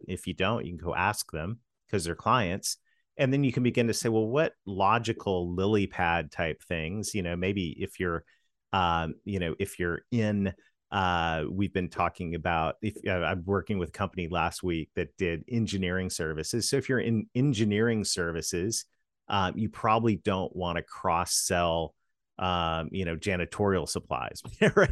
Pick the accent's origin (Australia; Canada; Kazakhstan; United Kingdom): Canada; moved away; in my home country of Canada, this strange accent you hear, I'm a Canadian kid that married a Southern girl